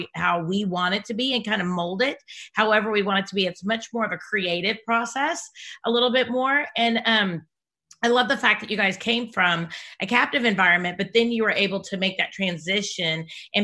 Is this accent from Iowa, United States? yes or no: yes; Iowa, United States; I grew up in Iowa